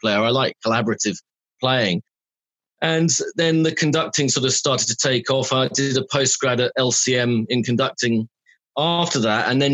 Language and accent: English; London, United Kingdom; accent: London; also born or lived in Sussex; Grew up in central London, in Earls Court, Kentish Town, a few other places